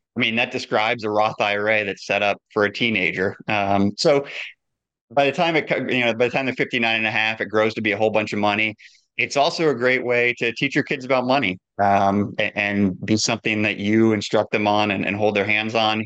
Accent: Midwest, United States; I grew up in the Midwest

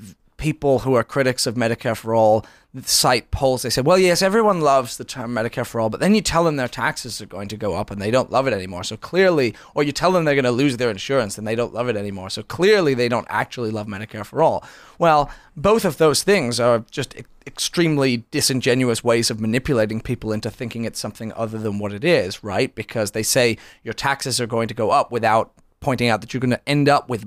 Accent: United Kingdom; now in United States; I was born in Britain.

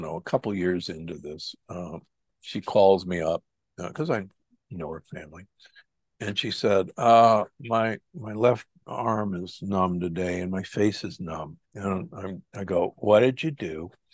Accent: Omaha, Nebraska, United States; I was raised in Omaha, Nebraska

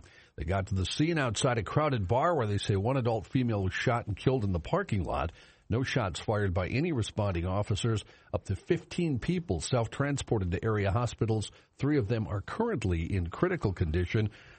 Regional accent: North Dakota, United States; North Dakota, my home state.

